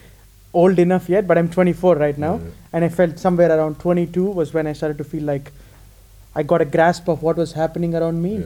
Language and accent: English; India; accent: Indian; also born or lived in United States / Italy / Spain / Netherlands; now in Amsterdam, Netherlands; I grew up in India, then I lived in the US for a little bit, then moved to Italy in the middle, then lived in Spain, and now I live in the Netherlands